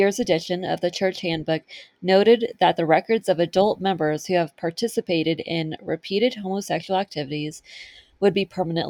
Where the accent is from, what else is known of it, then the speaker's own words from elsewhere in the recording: California, United States; I grew up in California